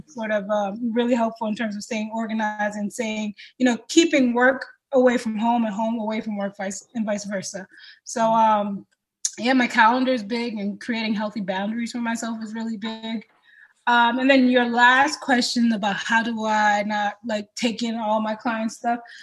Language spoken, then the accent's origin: English; Boston, Massachusetts, United States; I am the daughter of a Cameroonian man and a Haitian woman, uh, born and raised in Boston